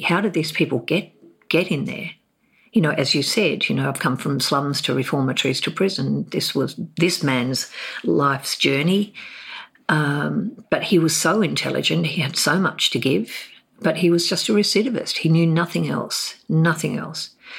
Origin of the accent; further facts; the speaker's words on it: Hobart, Tasmania, Australia; moved away as an adult; also born or lived in Darwin; I grew up in Hobart